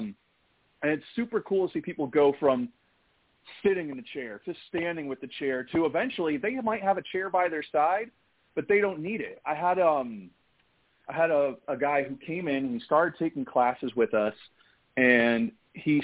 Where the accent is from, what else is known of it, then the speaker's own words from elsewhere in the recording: Ireland; being an Irishman.